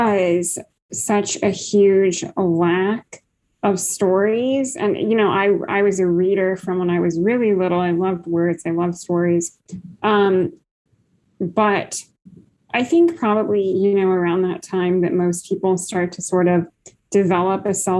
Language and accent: English; Iowa, United States; also born or lived in Kansas; I am a writer from the Midwest. I grew up in Iowa.